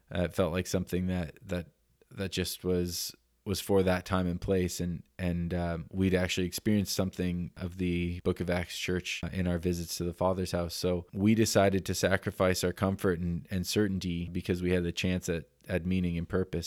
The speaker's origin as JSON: {"language": "English", "town": "Denver", "region": "Colorado", "country": "United States", "also_born_or_lived": "Canada", "moved": "yes", "lives_now": "Oroville, United States", "said": "I'm from Denver, Colorado originally."}